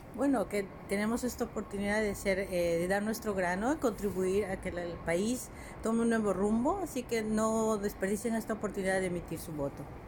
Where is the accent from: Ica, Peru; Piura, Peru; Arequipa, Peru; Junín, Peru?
Junín, Peru; Tarma; now in Netherlands; yo soy de Perú, de, Junín, de Tarma